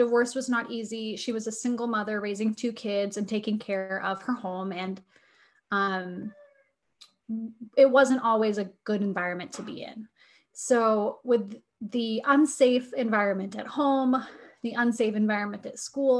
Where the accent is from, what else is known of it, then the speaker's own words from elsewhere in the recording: New Hampshire, United States; now in Ohio, United States; I grew up in New Hampshire.